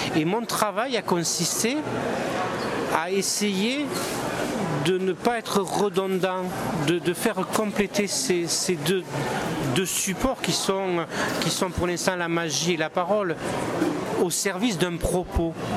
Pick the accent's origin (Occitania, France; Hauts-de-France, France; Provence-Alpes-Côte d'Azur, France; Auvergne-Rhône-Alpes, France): Occitania, France; Languedoc; mes racines, elles sont languedociennes. Je suis enraciné dans mon terroir languedocien. Donc je suis méridional